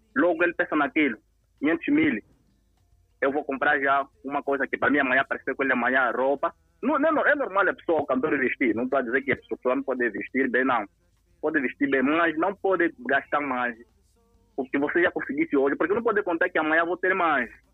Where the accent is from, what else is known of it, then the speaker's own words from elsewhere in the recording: Moxico, Angola; eu sou do Mochico